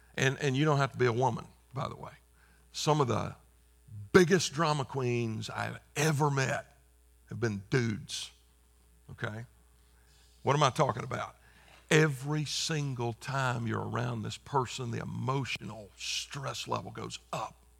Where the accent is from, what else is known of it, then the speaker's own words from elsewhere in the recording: South Carolina, United States; moved away; I just spent five days in my home state of South Carolina